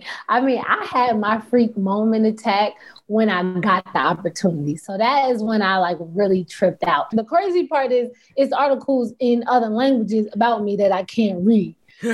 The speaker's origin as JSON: {"language": "English", "town": "Baltimore", "region": "Maryland", "country": "United States", "tie": "born or raised there", "said": "I was raised in Baltimore. I went to art school for middle school, high school."}